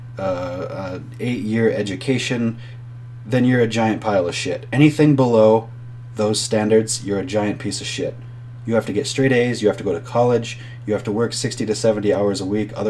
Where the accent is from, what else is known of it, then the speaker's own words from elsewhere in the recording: Minnesota, United States; I was from Minnesota